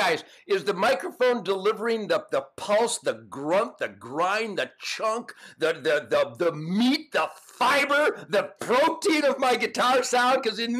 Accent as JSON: {"language": "English", "country": "United States", "said": "I'm an American."}